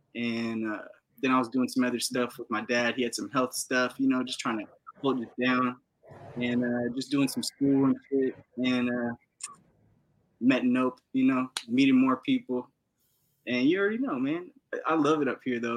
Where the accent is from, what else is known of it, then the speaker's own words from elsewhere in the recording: Los Angeles, California, United States; moved away as an adult; now in Oregon, United States; I'm from West LA, Venice Beach, California, Los Angeles. Uh, born and raised